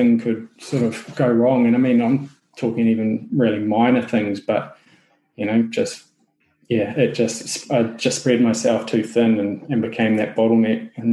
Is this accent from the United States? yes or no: no; New Zealand; accent: Kiwi; my Kiwi accent